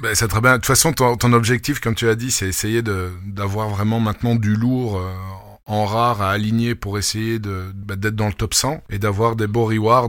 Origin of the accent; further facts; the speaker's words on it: Belgium; moi, en tant que Belge